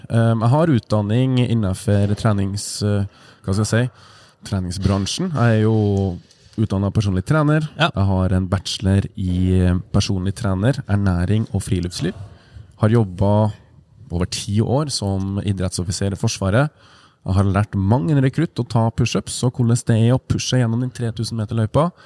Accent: Sandnes, Rogaland, Norway; Jeg er fra Sandnes, ja.

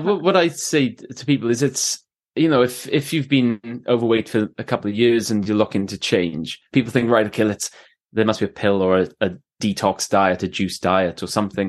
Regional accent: Swansea, Wales, United Kingdom; moved away; also born or lived in Canada / England; my mum's, uh, Welsh, uh, so, uh, I was born in Swansea. I've lived in, uh, Canada, I've lived in England, uh, and I've travelled a lot, but, yeah, I s, I s, live in Swansea now

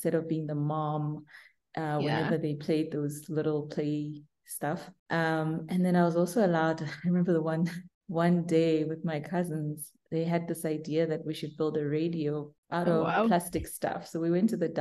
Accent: Burgersfort, Limpopo, South Africa; So I grew up in a little town called Burgersfort.

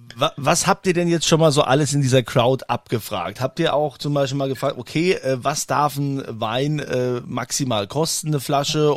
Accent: Germany; hier bei uns in Deutschland

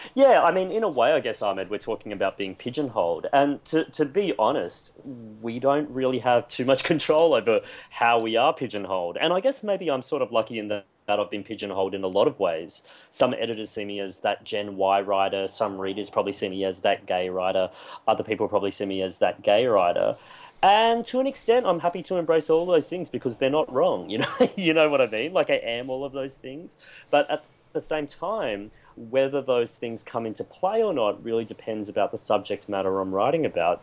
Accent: Queensland, Australia; When I grew up in Queensland, it was a very very monocultural predominantly white

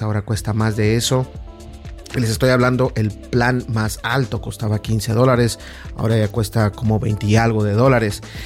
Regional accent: Mexico; como los mexicanos decimos

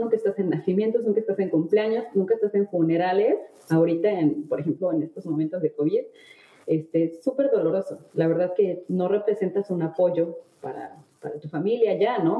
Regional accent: Mexico; moved away as an adult; now in France; soy mexicana

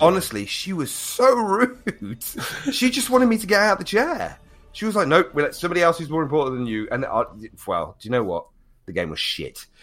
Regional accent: United Kingdom; we're British gamers

